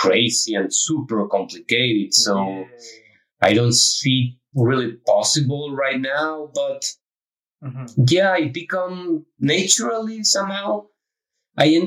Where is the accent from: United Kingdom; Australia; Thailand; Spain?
Spain; moved away as an adult; also born or lived in Brussels, Belgium / Prague, Czech Republic; I'm from Spain.